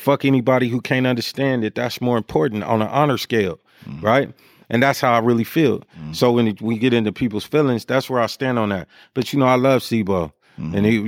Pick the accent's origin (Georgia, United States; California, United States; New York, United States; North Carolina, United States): California, United States; Sacramento; But in terms of pride, like I'm from Sacramento, man. I'm not opposed to seeing somebody from my city win.